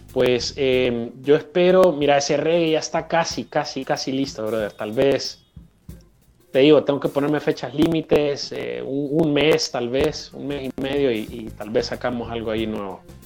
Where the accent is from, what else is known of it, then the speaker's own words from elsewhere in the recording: Honduras; aquí en Honduras